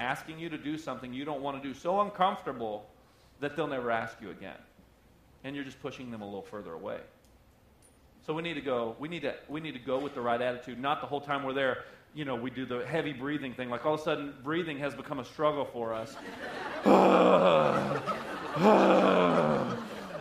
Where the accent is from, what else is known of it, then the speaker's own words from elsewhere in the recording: the South, United States; I'm from the South